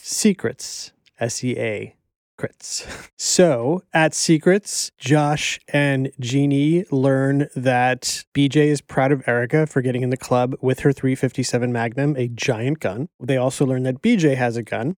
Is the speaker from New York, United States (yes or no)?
no; Miami, Florida, United States; growing up in Miami, there was a Hooters near my grandparents